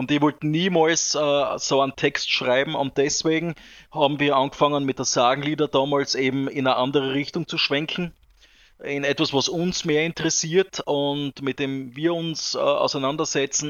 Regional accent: Austria; bei uns in Österreich, in Vorrau, Vorau

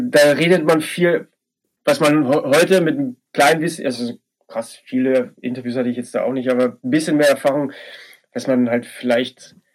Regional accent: Bavaria, Germany; Leben in Passberg, das war der diese, diese kleine Ort in Bayern, in der Oberpfalz, wo ich groß geworden bin, war ja alles andere als wild.

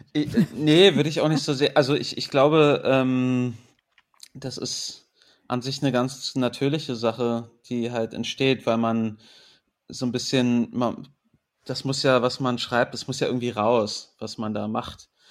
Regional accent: Berlin, Germany; born or raised there; also born or lived in England

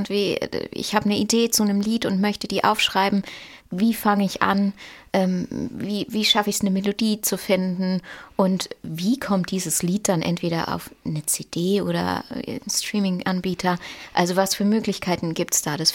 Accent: Moos, Baden-Württemberg, Germany; Ich komme vom Bodensee aus Moos.

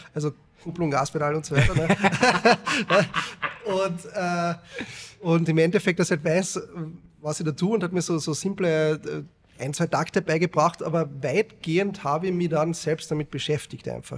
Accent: Carinthia, Austria; born or raised there

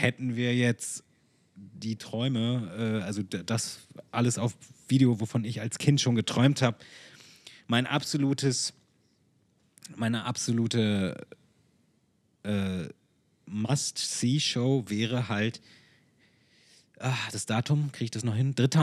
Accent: Hanover, Lower Saxony, Germany; Hannover 1988, weil meine Eltern da waren und weil ich, weil es meine Heimat ist und ich dort auch geboren wurde

